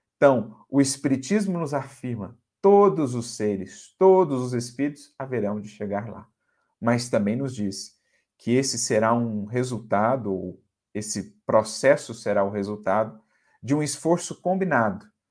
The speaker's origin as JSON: {"language": "Portuguese", "region": "Minas Gerais", "country": "Brazil", "moved": "yes", "lives_now": "São Paulo, Brazil", "said": "nós que somos mineiros também, embora aqui situados em São Paulo, mas Minas está em nosso coração"}